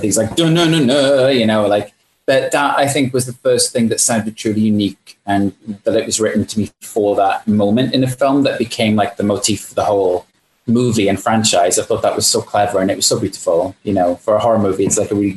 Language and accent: English; United Kingdom; I am British